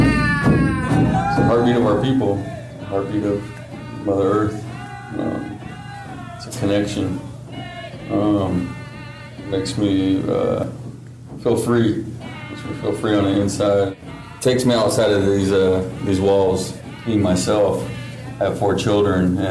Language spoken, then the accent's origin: English; Southern Oregon, United States; Cherokee. From Southern Oregon